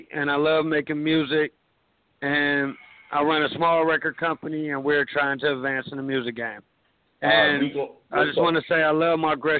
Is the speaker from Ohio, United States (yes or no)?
yes; Cleveland, Ohio, United States; I was born and raised in Cleveland, Ohio, where I reside now.